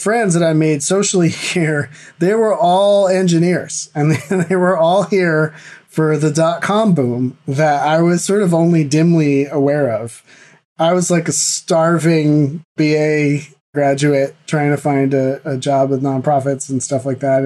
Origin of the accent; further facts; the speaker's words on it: East Coast of the U.S., United States; moved away as an adult; also born or lived in Boston area; now in California, United States; I grew up on the East Coast of the U.S.